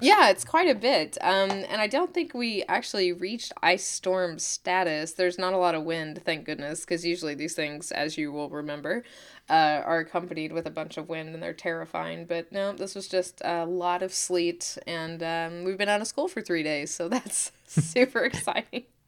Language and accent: English; Oklahoma, United States; I'm from Oklahoma